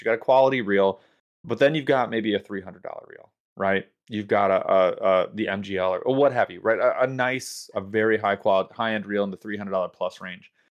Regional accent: United States; as an American

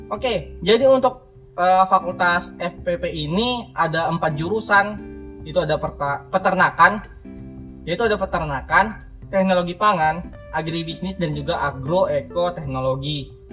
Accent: Riau, Indonesia; moved away as an adult; now in Semarang, Indonesia; aku ini asal dari Riau

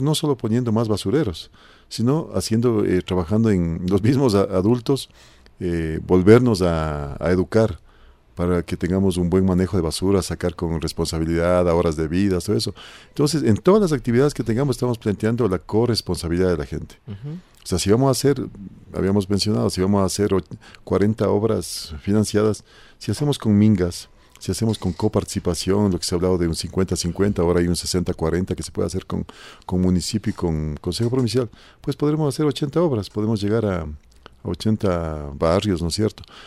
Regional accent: Conocoto, Pichincha, Ecuador; He visto desarrollarse a la parroquia eh, desde cuando teníamos, era un pueblito, realmente una parroquia rural, ahora Conocoto casi es una parroquia

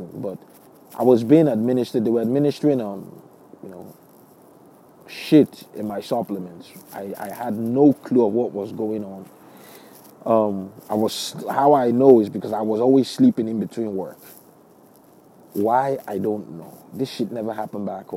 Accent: New York, United States; moved away; also born or lived in Pensacola, Florida; my leaving the gym in New York

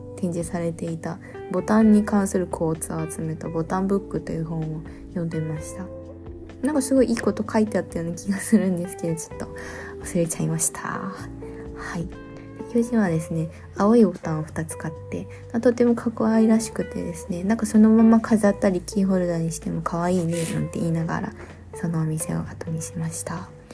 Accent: Shiga, Japan; moved away; also born or lived in Kyoto; もともと出身が京都のお隣、滋賀県

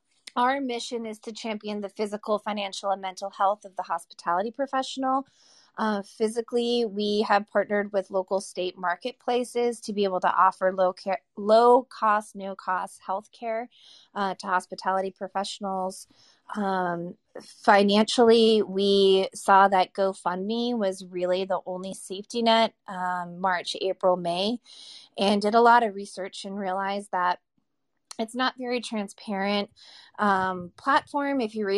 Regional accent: Massachusetts, United States; And I moved back to my hometown in coastal Massachusetts

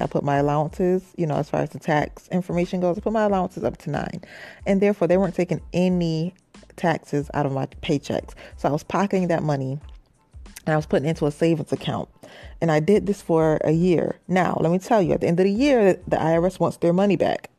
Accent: Rochester, New York, United States; moved away as an adult; now in New York City, United States; I'm from Rochester, New York, and I, um, recently moved. I've been down here a year. I moved to New York City

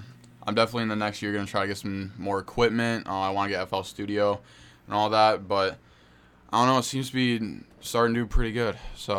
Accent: Beloit, Wisconsin, United States; also born or lived in Clinton, Wisconsin; Well, I was born in Beloit, which is in the 608, and yeah, I don't know, because I live in such a small town. It's only 2,000 people

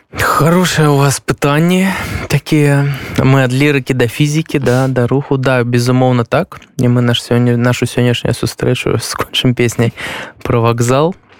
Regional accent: Belarus; moved away as an adult; also born or lived in Ukraine; now in Poland; мы беларусы

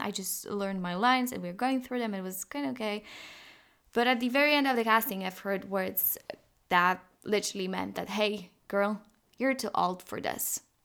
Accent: Poland; we're from Poland

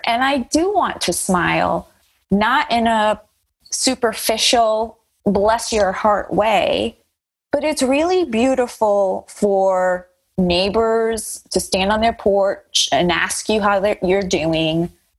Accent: Colombia; first language Spanish; English is a second language; also born or lived in United States; My parents are not from here. I was born in the United States, but had a lot of upbringing in Colombia, which is obviously very different. I learned English at the age of 6.

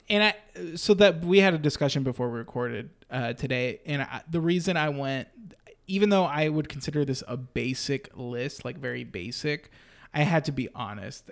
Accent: Austin, Texas, United States; I grew up in Austin

